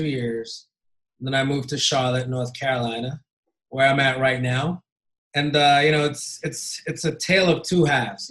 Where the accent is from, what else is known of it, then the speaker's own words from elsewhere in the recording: Ghana; moved away as an adult; also born or lived in Indiana, United States / Kentucky, United States; now in United States; born and raised in Ghana. And I moved to the States when I was 19 to Hanover College in Southern Indiana